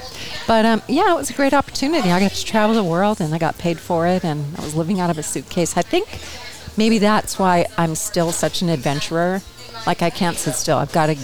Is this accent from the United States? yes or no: yes; Bell, California, United States; moved away; also born or lived in New York; I didn't come from Los Angeles. I came from Bell, which is like a suburb of Los Angeles. So tiny, tiny town. Not so tiny anymore.